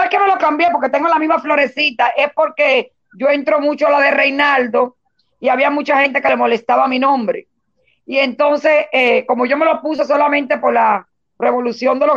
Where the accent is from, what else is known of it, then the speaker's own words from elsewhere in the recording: Cuba; somos cubanos y todos tenemos que ponernos del lado de la verdad y todos tenemos que tener una Cuba para todos nosotros.